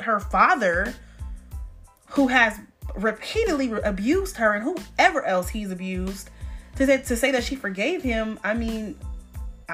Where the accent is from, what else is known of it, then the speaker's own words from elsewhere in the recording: Rochester, New York, United States; moved away; I was born in Rochester, New York.